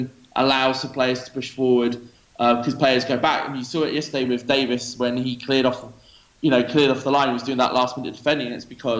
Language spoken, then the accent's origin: English; New Forest, South East England, United Kingdom; moved away as an adult; also born or lived in Kuwait; now in Dubai, United Arab Emirates; I'm originally from the New Forest, which is in between Southampton and Bournemouth